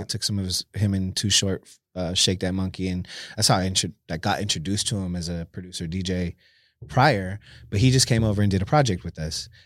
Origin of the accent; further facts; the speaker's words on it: San Jose, California, United States; born and raised in San Jose, California